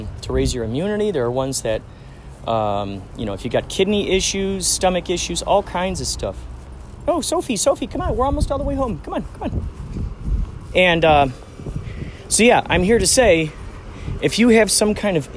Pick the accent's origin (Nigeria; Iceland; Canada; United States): United States; Carol Stream, Illinois; I grew up in Carroll Stream, Illinois